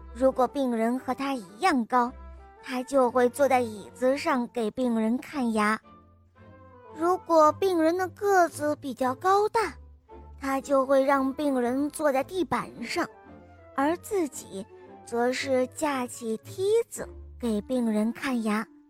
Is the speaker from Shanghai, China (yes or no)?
no; Henan, China; 我今年四岁九个月了，我来自河南